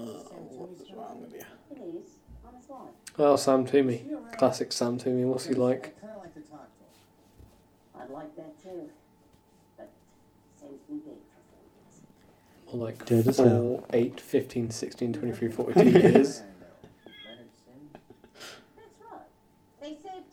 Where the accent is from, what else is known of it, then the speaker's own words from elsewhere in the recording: United Kingdom; we're also British